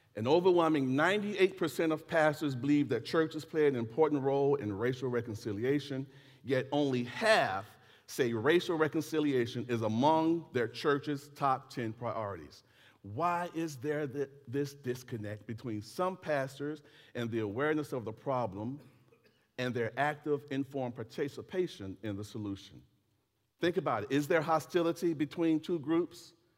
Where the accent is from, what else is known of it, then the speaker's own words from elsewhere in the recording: United States; Yes, I am an American.